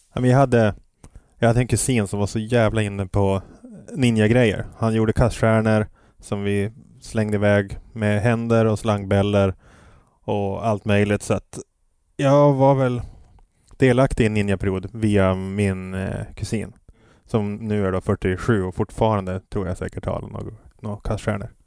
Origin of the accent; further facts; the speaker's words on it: Piteå, Norrbotten County, Sweden; also born or lived in Los Angeles, United States / New York, United States; now in Stockholm, Sweden; Jag är uppvuxen i Piteå